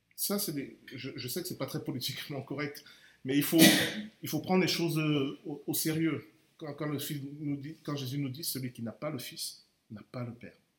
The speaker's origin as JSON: {"language": "French", "country": "Cameroon", "said": "je suis camerounais"}